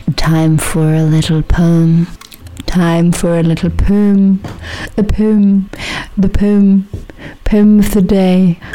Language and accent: German; Iran; now in Germany; würde ich mir als Iranerin trotzdem mal rausnehmen